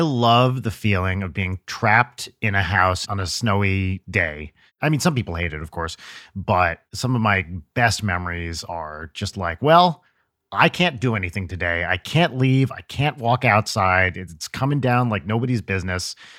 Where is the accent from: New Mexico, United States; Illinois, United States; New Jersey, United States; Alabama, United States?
New Jersey, United States; I'm from North Jersey